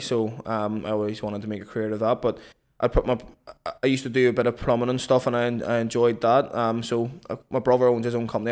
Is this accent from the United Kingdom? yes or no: yes; Belfast, Northern Ireland, United Kingdom; born or raised there; moved away as an adult; now in London, United Kingdom